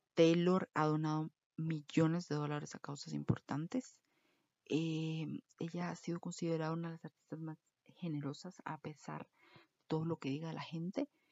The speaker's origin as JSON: {"language": "Spanish", "country": "Costa Rica"}